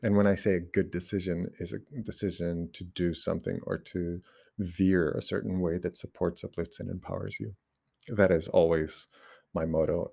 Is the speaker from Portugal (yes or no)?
yes; Portugal; first language Portuguese; English is a second language; English is not my, uh, my mother tongue. It's my second language, but I actually use it more naturally now than even Portuguese.